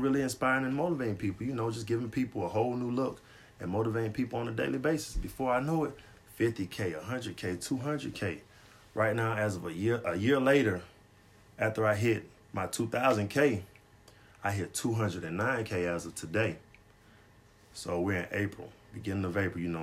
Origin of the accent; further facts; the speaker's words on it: Griffin, Georgia, United States; Well, I'm from Griffin.